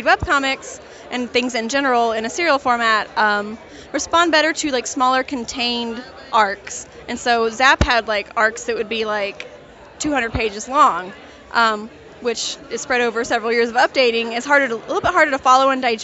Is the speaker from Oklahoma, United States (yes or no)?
yes; Oklahoma, United States; I'm from Oklahoma, and I live in an area that has like several different Native American tribes, like Cherokee and Osage. And so that's what I grew up